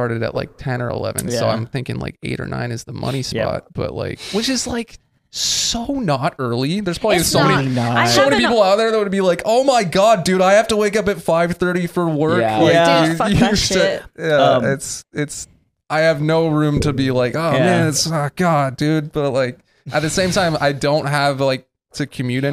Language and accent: English; Belfair, Washington, United States; moved away as an adult; now in Los Angeles area, United States; It's like an hour and a half away from Seattle. Really, really small town. It's called Belfair